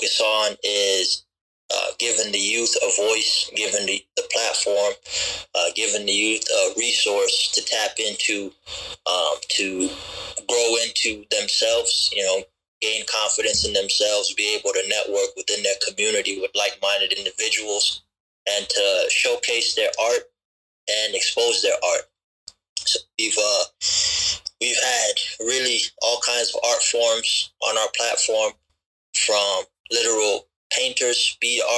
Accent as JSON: {"language": "English", "town": "Sioux Falls", "region": "South Dakota", "country": "United States", "tie": "born or raised there", "also_born_or_lived": "Gambia"}